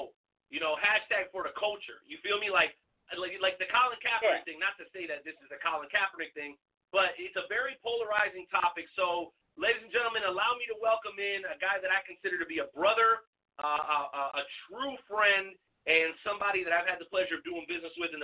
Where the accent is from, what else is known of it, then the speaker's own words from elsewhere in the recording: South Florida, United States; moved away as an adult; also born or lived in Boca Raton, Florida; now in Kansas City area, United States; I grew up down in South Florida